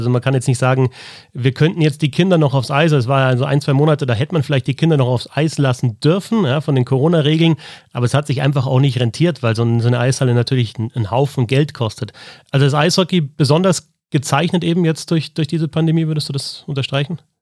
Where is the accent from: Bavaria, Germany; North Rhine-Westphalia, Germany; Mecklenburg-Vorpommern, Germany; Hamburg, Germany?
Bavaria, Germany; Miesbach area; ich komme eben aus der Gegend von Miesbach